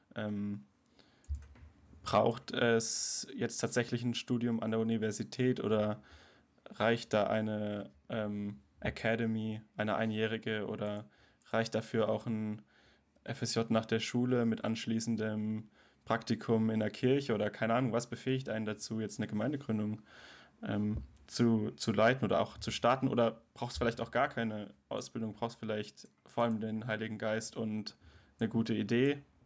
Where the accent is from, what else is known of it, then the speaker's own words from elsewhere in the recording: Karlsruhe, Baden-Württemberg, Germany; ich bin nämlich im CVM Karlsruhe groß geworden